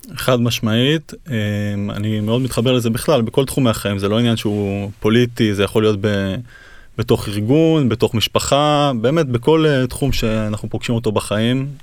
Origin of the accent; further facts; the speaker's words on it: Kfar Tavor, Northern District, Israel; אני נולדתי בכפר תבור, גדלתי שם